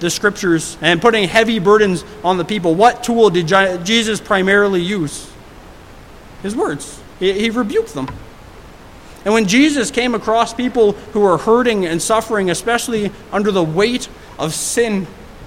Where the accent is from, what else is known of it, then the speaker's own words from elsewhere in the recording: Hamilton, Ontario, Canada; moved away as an adult; now in Surrey, Canada; I moved here from Hamilton, Ontario. And I grew up downtown Hamilton